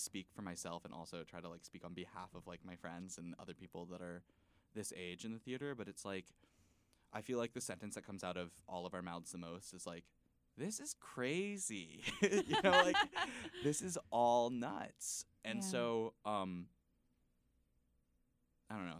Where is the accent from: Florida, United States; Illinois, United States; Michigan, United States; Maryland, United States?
Florida, United States; Miami; moved away; also born or lived in Dallas, Texas; I'm from Miami originally, but I lived in Dallas.